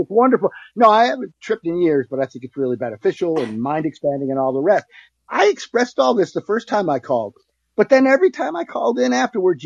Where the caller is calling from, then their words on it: Central New York, United States; I'm calling from Central New York